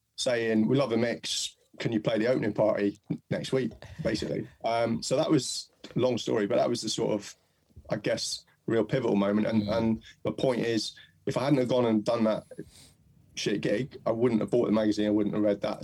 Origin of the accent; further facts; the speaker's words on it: Mid Wales, United Kingdom; I was born in and brought up in Mid Wales